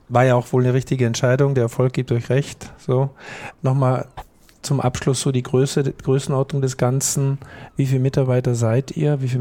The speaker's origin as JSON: {"language": "German", "country": "Austria", "said": "ich muss als Österreicher natürlich auch noch sagen, neben Fisch gibt es natürlich auch ein sehr leckeres Wiener Schnitzel."}